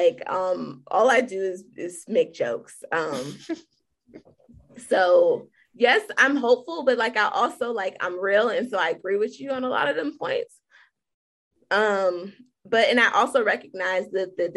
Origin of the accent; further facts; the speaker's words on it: Chicago, Illinois, United States; moved away; I'm from Chicago, from the west side of Chicago.